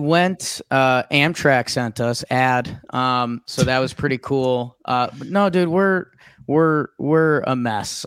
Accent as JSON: {"language": "English", "region": "Connecticut", "country": "United States", "tie": "born or raised there", "said": "I grew up in Connecticut."}